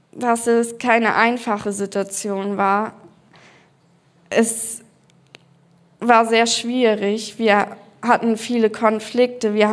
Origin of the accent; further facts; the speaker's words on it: Berlin, Germany; Und zwar bin ich in Berlin aufgewachsen, in einer Kursfamilie.